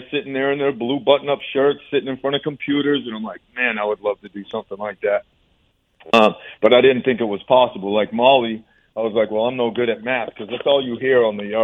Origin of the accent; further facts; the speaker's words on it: Orange, Massachusetts, United States; also born or lived in Boston, Massachusetts; I was born in Massachusetts, born in Boston, and we ended up moving to central Mass, almost towards western Mass, Orange, Massachusetts, and it's a really small town